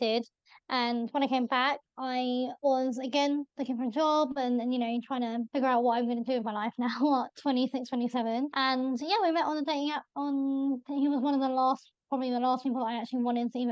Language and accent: English; London, United Kingdom; I'm from Northwest